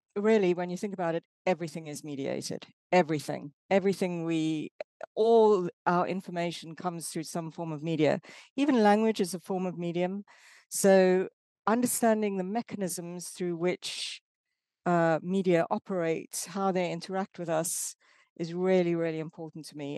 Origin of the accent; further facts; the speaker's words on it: South Africa; moved away as an adult; now in Exeter, United Kingdom; I'm from South Africa. Um, I grew up during apartheid era South Africa